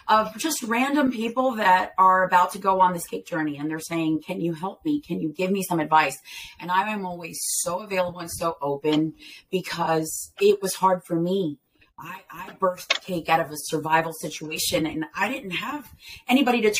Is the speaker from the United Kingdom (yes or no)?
no; Ponce, Puerto Rico; also born or lived in Delaware / Philadelphia; Okay, so I eh, was born in Delaware here, and um, uh, I moved to Philadelphia eh, at, at the age of eight. I believe, six or eight, something like that. And then um, at the age of 13, I moved to Ponce, Puerto Rico.